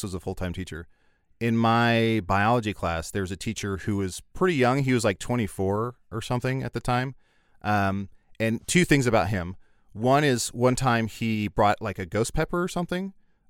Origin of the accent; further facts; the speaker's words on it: Kewaunee, Wisconsin, United States; I remember in where I grew up in Kewaunee and other places, anytime there was a substitute, and I think this is universal